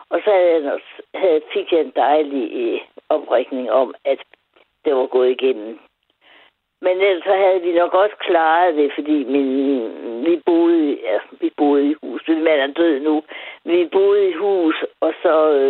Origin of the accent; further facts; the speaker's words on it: Aarhus, Central Denmark Region, Denmark; also born or lived in Vejle / Greenland; Jeg er fra Aarhus